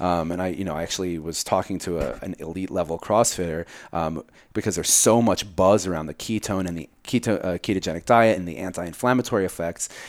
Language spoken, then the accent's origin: English; New Jersey, United States; I grew up in Jersey